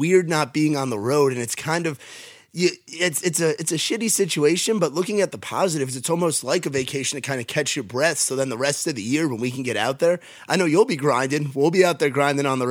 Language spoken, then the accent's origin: English; New York, United States; I'm from New York